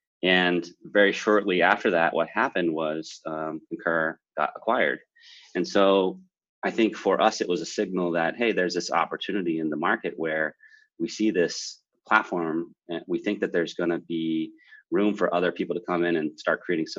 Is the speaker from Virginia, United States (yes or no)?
no; Morganton, North Carolina, United States; now in San Francisco, United States; I'm in San Francisco, but I'm originally from North Carolina